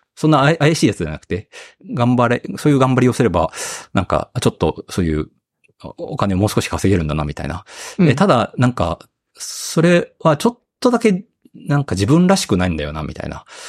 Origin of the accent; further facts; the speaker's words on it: Okayama, Japan; moved away as an adult; also born or lived in Tokyo; 地元の岡山に戻りたい